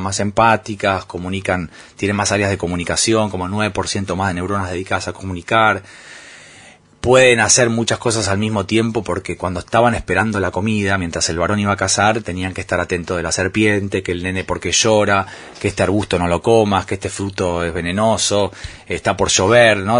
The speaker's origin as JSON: {"language": "Spanish", "country": "Argentina", "moved": "as an adult", "said": "los argentinos nos quejamos"}